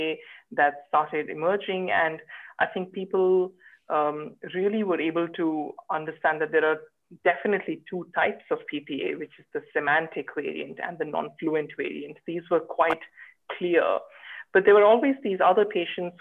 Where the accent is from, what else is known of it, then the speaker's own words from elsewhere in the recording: Bangalore, Karnataka, India; moved away as an adult; also born or lived in Sydney, Australia; now in Cambridge, United Kingdom; I am originally from Bangalore in India